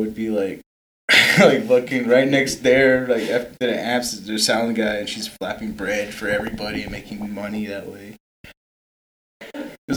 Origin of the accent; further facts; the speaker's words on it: Twin Lakes, New Mexico, United States; now in Gallup, United States; we're all from the reservation. Gary and I are from Twin Lakes.